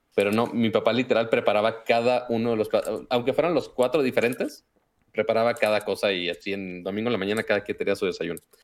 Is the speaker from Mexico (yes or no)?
yes; Monterrey, Nuevo León, Mexico; accent: norteño; yo soy de Monterrey, entonces es el otro tipo de norteño